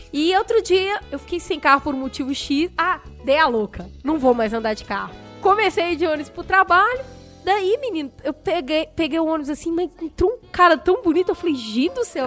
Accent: Belo Horizonte, Minas Gerais, Brazil; moved away; quando eu era criança, porque lá em BH, Teve uma época que, amigos, acreditem, eu pegava oito ônibus por dia.

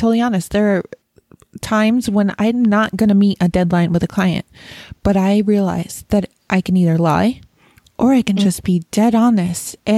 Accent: Rochester, New York, United States; I grew up in Rochester, New York, which is really close to Canada

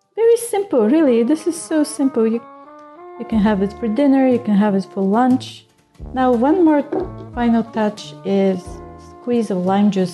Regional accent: Bulgaria; moved away as an adult; also born or lived in India; I grew up in Bulgaria

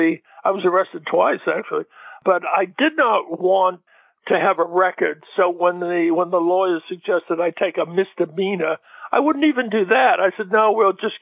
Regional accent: Gloucester, Massachusetts, United States; moved away; the Gloucester Daily Times in my hometown

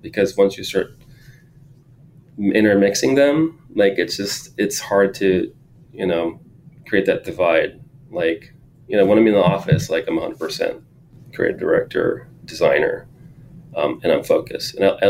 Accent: San Jose, California, United States; And then, yeah, also growing up in East San Jose, like, my parents didn't have a lot of money, lower income.

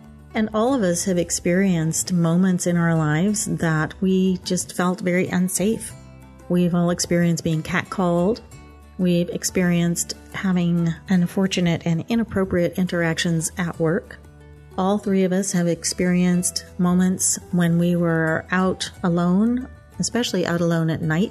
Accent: Stillwater, Oklahoma, United States; moved away as an adult; I grew up in Stillwater, Oklahoma

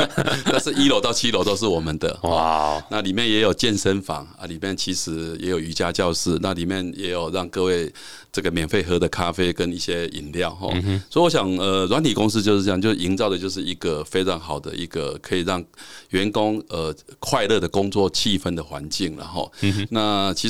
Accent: Taiwan; 我们台湾人很聪明，

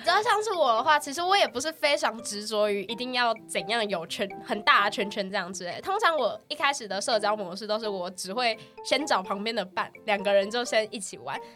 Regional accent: Pingtung County, Taiwan; moved away; 我是屏东人

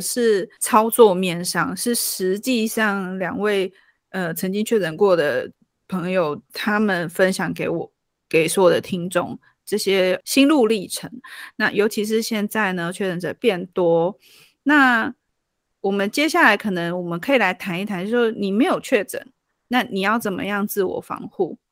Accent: Taiwan; 我们台湾人

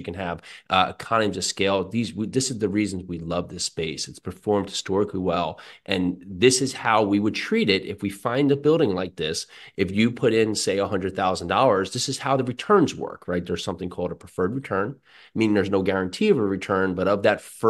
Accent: Westfield, New Jersey, United States; I grew up in New Jersey, Westfield, New Jersey.

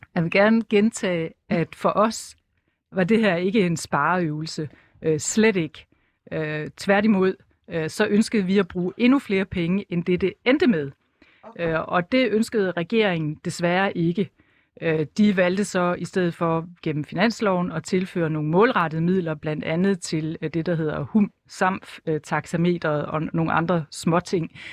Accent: Esbjerg, Southern Denmark, Denmark; moved away as an adult; så er jeg født og opvokset i Esbjerg

